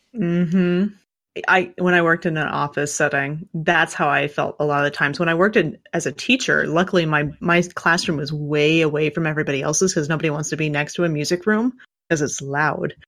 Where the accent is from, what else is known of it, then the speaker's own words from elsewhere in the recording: Kansas, United States; I grew up in Kansas. I grew up in the, the frickin' country